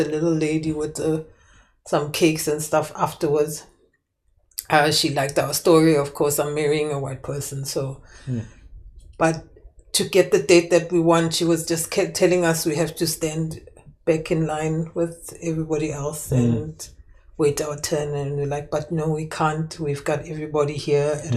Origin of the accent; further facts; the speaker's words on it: South Africa; as a South African living in South Africa